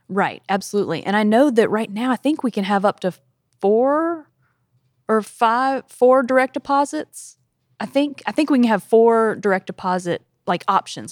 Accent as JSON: {"language": "English", "region": "South Carolina", "country": "United States", "moved": "as an adult", "lives_now": "Tennessee, United States", "said": "I'm from South Carolina"}